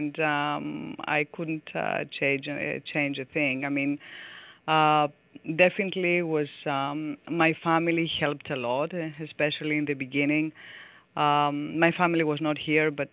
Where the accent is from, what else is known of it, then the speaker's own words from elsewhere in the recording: Athens, Attica, Greece; English is a second language; moved away as an adult; also born or lived in New York; I grew up in Greece, in Athens